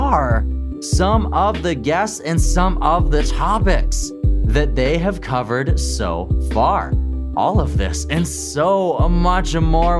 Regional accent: Saskatchewan, Canada; now in Kamloops, Canada; I'm originally from Saskatchewan

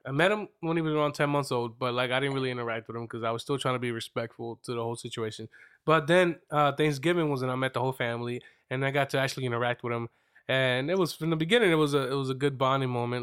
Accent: Reading, Pennsylvania, United States; I'm from Reading, but I don't rep Reading

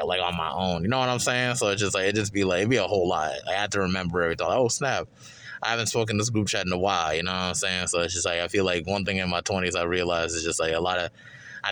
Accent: Charlotte, North Carolina, United States; I'm from Eastside Charlotte

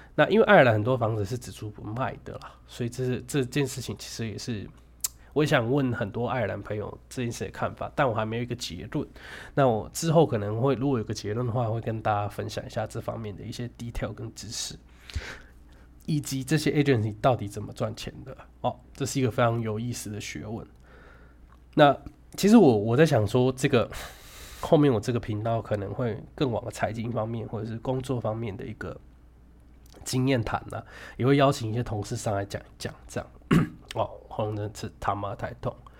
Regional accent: Taichung, Taiwan; moved away as an adult; now in Ireland; 我是台中人

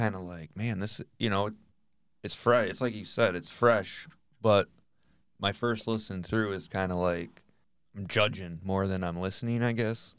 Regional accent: Michigan, United States; You know, we're from Northern Michigan.

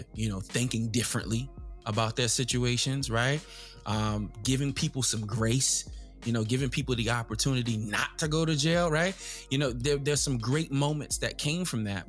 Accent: Long Island, New York, United States; growing up in Long Island, New York

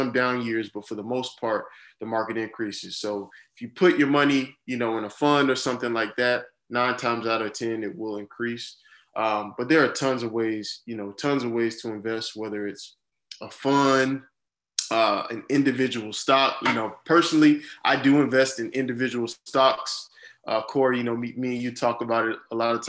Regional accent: Jacksonville, Florida, United States; also born or lived in Miami, Florida; now in Orlando, United States; Born and raised in Jacksonville, Florida.

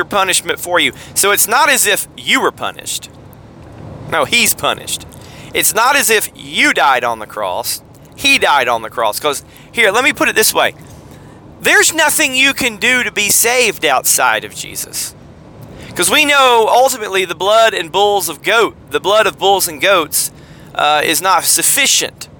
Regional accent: the South, Southern United States, United States; I'm a Southerner. I'm a states' rights Southerner.

